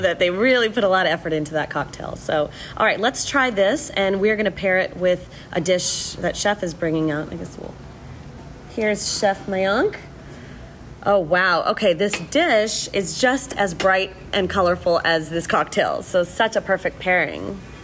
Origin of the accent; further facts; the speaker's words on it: Houston, Texas, United States; also born or lived in Mumbai, India; Houston has been my home for more than 35 years